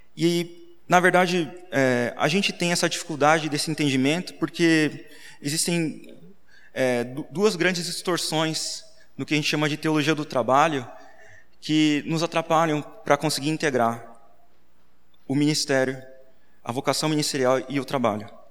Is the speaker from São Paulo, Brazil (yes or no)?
yes; Sorocaba, São Paulo, Brazil; Eu sou de Sorocaba também, nasci lá